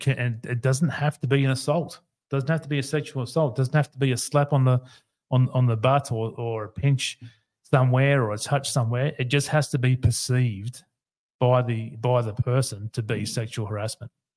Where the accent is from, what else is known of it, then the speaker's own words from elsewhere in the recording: Queensland, Australia; here in my home state, Queensland